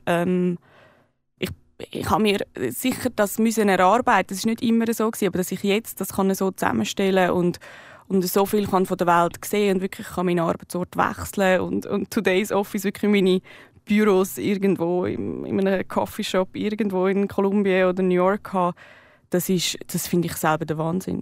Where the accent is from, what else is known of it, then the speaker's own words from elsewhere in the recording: Switzerland; als äh, Schweizerin, Schweizer geboren zu sein